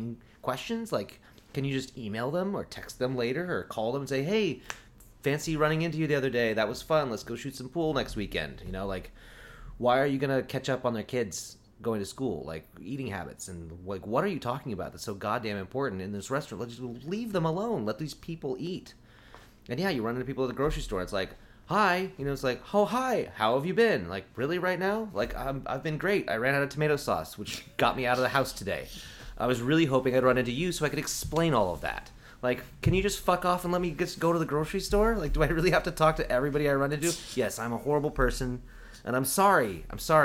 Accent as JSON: {"language": "English", "town": "Eugene", "region": "Oregon", "country": "United States", "tie": "born or raised there", "moved": "yes", "said": "I grew up in Eugene"}